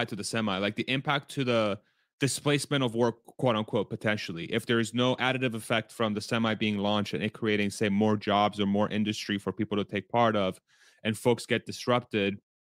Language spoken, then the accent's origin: English; Spain; born there; I was born in Spain, after all.